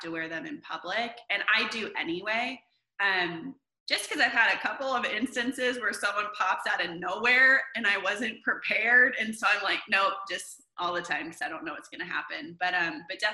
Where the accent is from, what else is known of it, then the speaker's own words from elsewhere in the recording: Vacaville, California, United States; moved away as an adult; also born or lived in Los Angeles, California; now in Nashville, United States; I'm originally from Northern California, a town called Vacaville